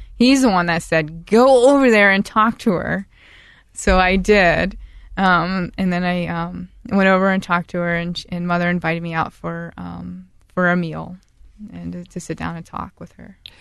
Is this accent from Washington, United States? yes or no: no; Newark, Ohio, United States; also born or lived in Saint Louisville, Ohio; I was born in Newark, Ohio